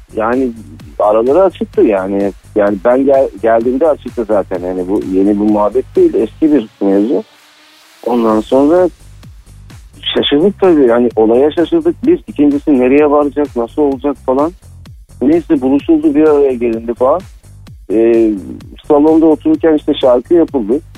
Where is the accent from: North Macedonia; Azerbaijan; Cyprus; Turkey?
Cyprus